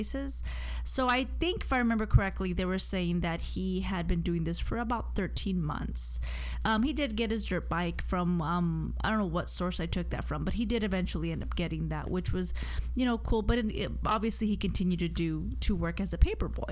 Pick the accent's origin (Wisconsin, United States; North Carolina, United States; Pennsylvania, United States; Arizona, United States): Arizona, United States; I'm from Arizona